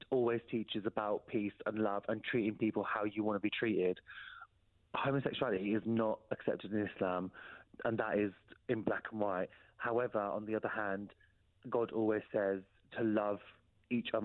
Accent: Peterborough, East of England, United Kingdom; moved away as an adult; that's my hometown

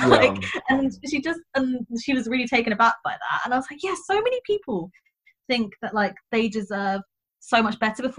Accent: England, United Kingdom; Maybe that's just because I'm stupid English and I just hate phone calls.

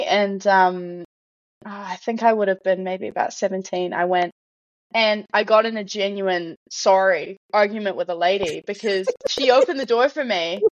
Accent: Wellington, New Zealand; also born or lived in Calgary, Canada / Cochrane, Canada / Christchurch, New Zealand; I grew up until I was about three in a small town called Cochrane. And then we moved to Te Whanganui Atara when I, like I said, just before I was three, and lived here until I was 18, and then I moved down to Ototahi until I finished uni

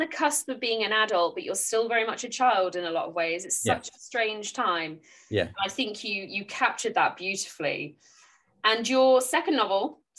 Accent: Dorset, South West England, United Kingdom; now in Devon, United Kingdom; I grew up in Dorset and I live in Devon now. So, you know, rural life is something that's a very big part of my upbringing.

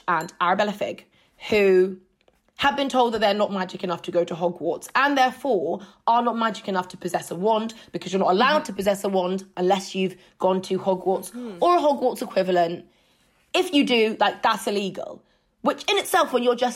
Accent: United Kingdom; as a British person, like deeply entrenched class structures are things that you kind of get raised being beaten over the head

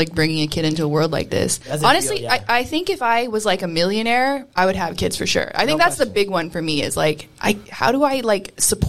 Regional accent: Calgary, Alberta, Canada; moved away; I'm from Calgary.

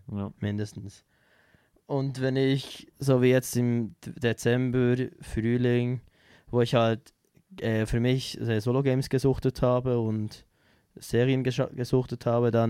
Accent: Switzerland; Auch sehr kleine Bands bei uns in der Schweiz unterstütze ich gerne halt.

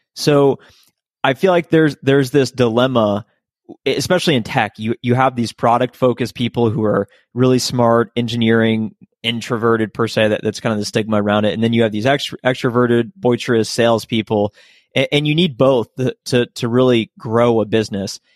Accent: Columbus, Ohio, United States; moved away as an adult; also born or lived in Athens, Ohio; now in Dallas, United States; I grew up in Columbus, Ohio, which is, which is the capital of the state.

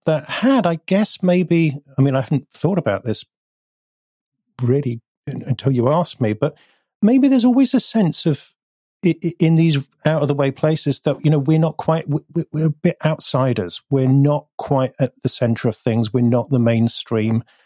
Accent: North Devon, South West England, United Kingdom; also born or lived in Bath; now in Bristol, United Kingdom; we moved to North Devon, which is even further south and west and rural

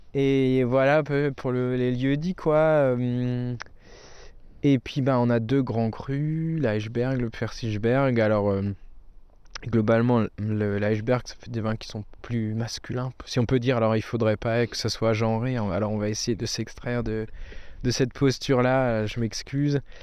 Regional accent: near Colmar, Alsace, Grand Est, France; chez nous, bah, on est près de Colmar

